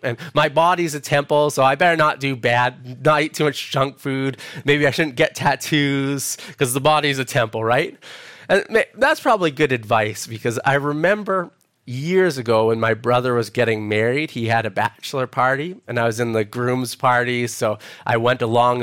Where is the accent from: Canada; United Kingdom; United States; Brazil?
Canada; Edmonton, Alberta; moved away as an adult; now in Perth, Australia; I'm originally from Edmonton, Alberta, Canada